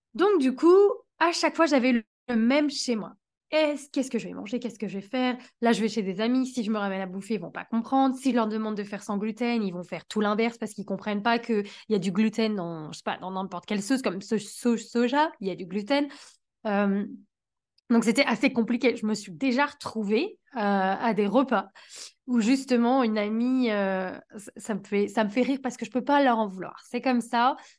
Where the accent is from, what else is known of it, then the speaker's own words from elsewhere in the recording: France; en tant que bonne française